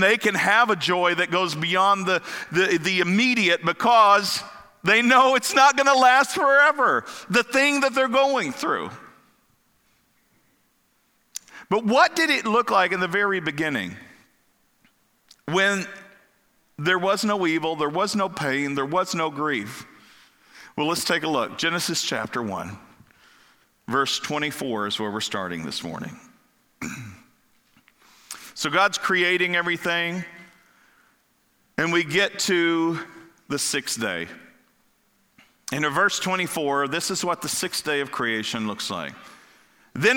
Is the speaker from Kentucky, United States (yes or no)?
yes; Kentucky, United States; also born or lived in Florida / Ohio; now in Pennsylvania, United States; growing up in Kentucky